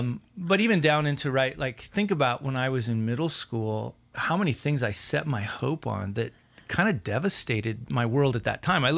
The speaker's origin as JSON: {"language": "English", "region": "Wyoming", "country": "United States", "said": "I'm from Wyoming."}